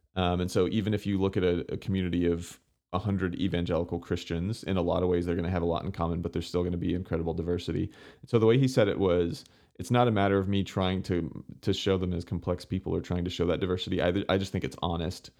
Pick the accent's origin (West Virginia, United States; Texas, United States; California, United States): Texas, United States; Houston; growing up in the Houston area